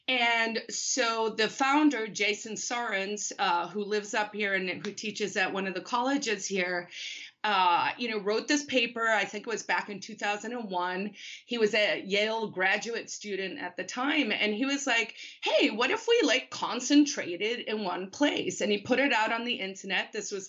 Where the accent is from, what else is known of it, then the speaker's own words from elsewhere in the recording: South Africa; So I'm originally from South Africa. My dad was a diplomat. So I sort of grew up all over the world.